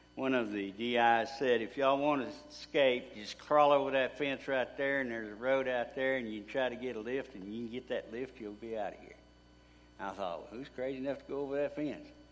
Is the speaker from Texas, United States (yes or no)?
yes; Grand Saline, Texas, United States; also born or lived in Mineola, Texas; I was born in Mineola and raised in Grand Saline